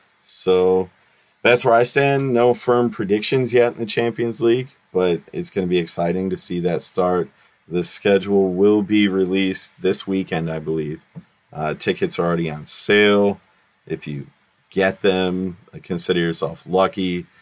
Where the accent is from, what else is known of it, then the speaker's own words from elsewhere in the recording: Detroit, Michigan, United States; from Detroit.